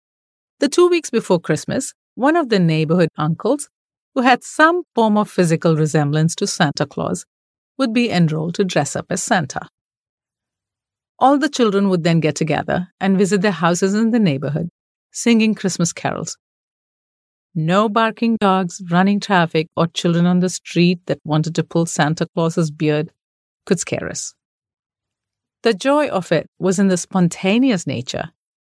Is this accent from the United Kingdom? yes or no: no; Mumbai, Maharashtra, India; The best part about growing up in Bombay, a very diverse city, which is Mumbai now, is that one gets to celebrate so many different holidays and taste a variety of food.